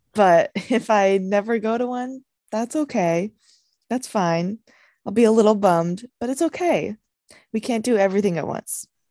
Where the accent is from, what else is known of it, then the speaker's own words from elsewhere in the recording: San Luis Obispo, California, United States; growing up here, I really wanted to branch out, you know, I wanted to leave my hometown